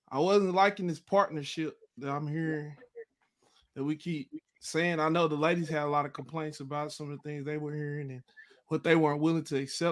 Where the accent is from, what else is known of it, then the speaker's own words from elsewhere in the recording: Texas, United States; also born or lived in Dallas, Texas; from Texas